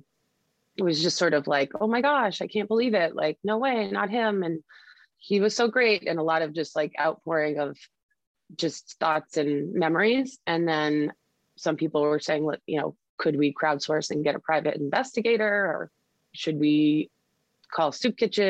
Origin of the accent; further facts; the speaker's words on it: Concord, Massachusetts, United States; moved away as an adult; now in Vermont, United States; I grew up in Concord, Massachusetts, in the First Parish Church